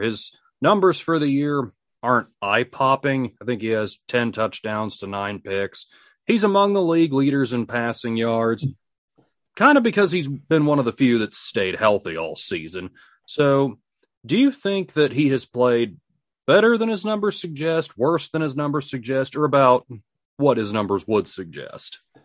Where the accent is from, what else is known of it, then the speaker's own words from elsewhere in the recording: United States; If you have not realized this by how I talk, I'm an American